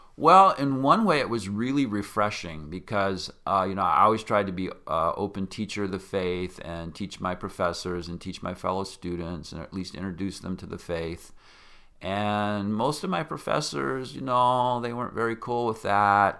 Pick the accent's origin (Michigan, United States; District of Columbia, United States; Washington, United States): Washington, United States; Yakima; I grew up in Yakima, Washington